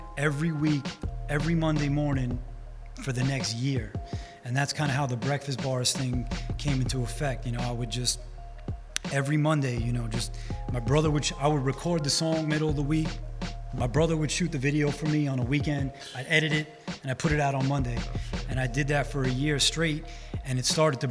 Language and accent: English; New York City, New York, United States; being that I'm from Rockaway Beach, the Summer Classics basketball tournament is so much wrapped into the community that I grew up